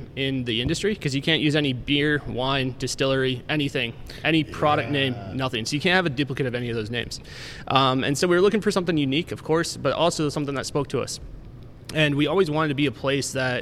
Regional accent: Climax, United States; I grew up in Climax on a beef farm

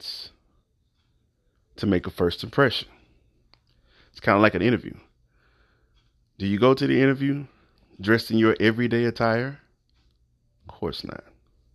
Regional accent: the South, United States; I'm from the South. I'm a Southern guy.

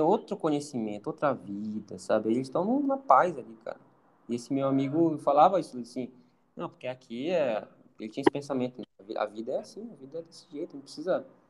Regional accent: Pará, Brazil; moved away; eu sou do Pará, a pessoa sabe que eu sou do Pará

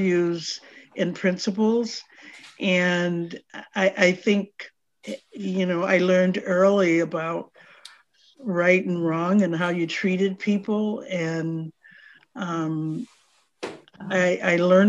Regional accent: Madison, Wisconsin, United States; I was born and raised in Madison, as was my mother

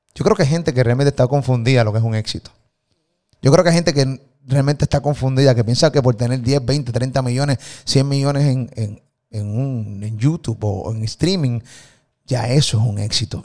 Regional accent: Puerto Rico; de Puerto Rico

